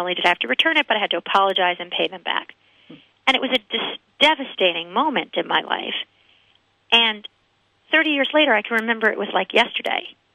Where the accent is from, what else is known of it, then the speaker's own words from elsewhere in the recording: United States; I wasn't born in Germany. I was raised in America and born in America